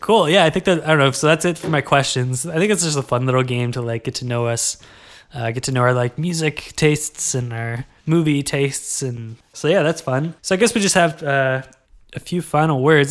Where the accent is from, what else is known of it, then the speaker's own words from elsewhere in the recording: Kingston, Ontario, Canada; I gotta rep Kingston a little bit.